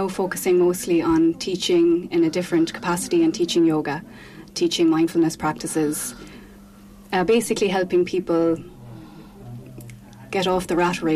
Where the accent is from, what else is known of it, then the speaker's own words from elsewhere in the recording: Ballygar, Connacht, Ireland; moved away as an adult; also born or lived in Middle East; now in Laguna Beach, United States; I'm from Ballygar, like yourself. I've been living away from Ireland now since 2014